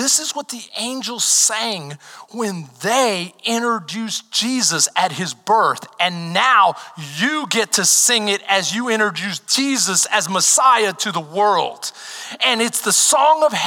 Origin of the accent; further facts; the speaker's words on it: Texas, United States; I'm from Texas. This is like my second time out of state.